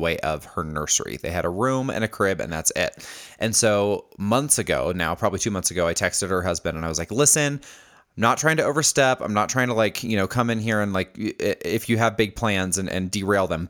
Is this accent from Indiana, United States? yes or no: yes; Indianapolis, Indiana, United States; moved away; Indianapolis, uh, which is where I'm from. It's my hometown